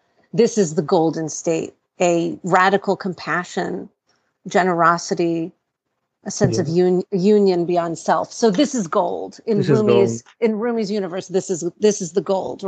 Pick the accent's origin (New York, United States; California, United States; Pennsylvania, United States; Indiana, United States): New York, United States; New York City; I live in Brooklyn. I was born in New York City to Iranian parents.